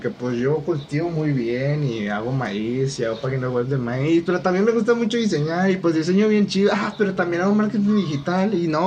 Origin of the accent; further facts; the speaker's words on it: Monterrey, Nuevo León, Mexico; Bueno, yo soy de Monterrey